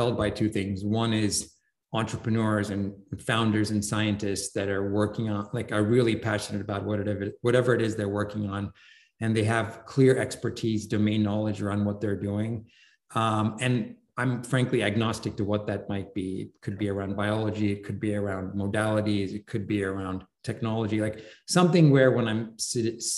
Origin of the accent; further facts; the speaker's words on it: London, United Kingdom; moved away; I grew up in London